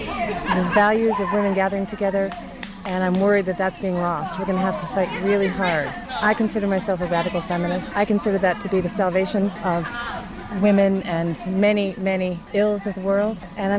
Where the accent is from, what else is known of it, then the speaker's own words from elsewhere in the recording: Syracuse, New York, United States; I'm from Syracuse.